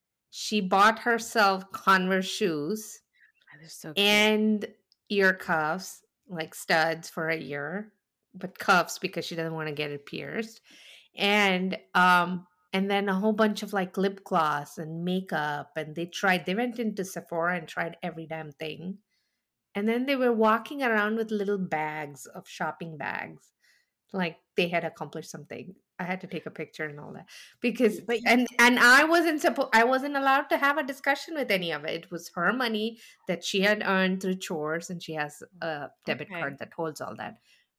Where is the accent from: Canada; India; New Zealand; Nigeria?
India; now in United States; Even when I came from India and I was more comfortable in Walmart than I was in the mall because I would walk into the mall and I didn't understand what I was looking at.